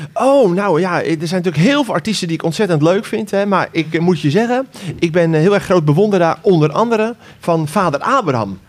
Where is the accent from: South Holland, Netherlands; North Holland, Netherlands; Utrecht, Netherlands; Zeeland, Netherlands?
South Holland, Netherlands; Ter Aar; Ik kom uit Ter Aar